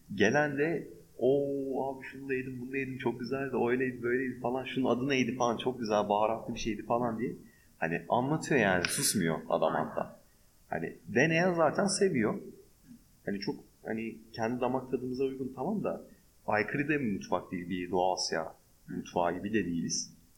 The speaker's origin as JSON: {"language": "Turkish", "country": "Turkey"}